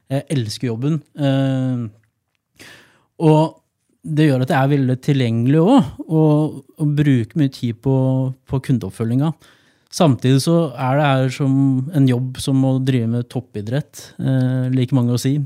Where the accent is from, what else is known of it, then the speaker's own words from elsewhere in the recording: Gjøvik, Innlandet, Norway; moved away as an adult; also born or lived in Trondheim; tilbake til hjembyen min.